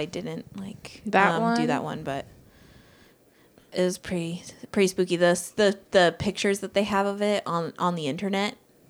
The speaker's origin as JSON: {"language": "English", "town": "Covina", "region": "California", "country": "United States", "tie": "born or raised there", "said": "I grew up in Covina. I don't know if it was in Covina, but somewhere around there."}